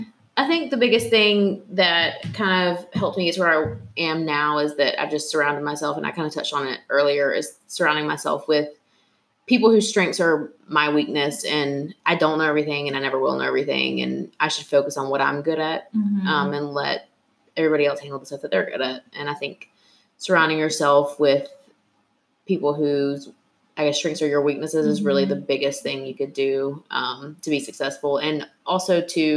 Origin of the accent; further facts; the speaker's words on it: Georgia, United States; now in Atlanta, United States; I'm from Gwinnett County. My office is in Gwinnett County. I live in Atlanta, but Gwinnett County is like my home and my child.